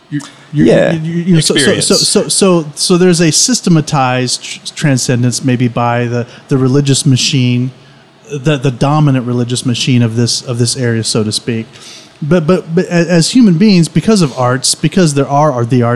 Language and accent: English; Southern California, United States; also born or lived in St. Louis, Missouri; now in Memphis, United States; Being born and raised in Southern California